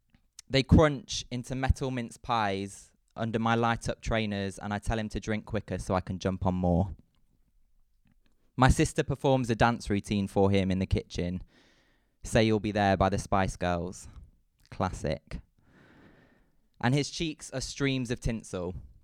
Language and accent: English; Midlands, United Kingdom; born or raised there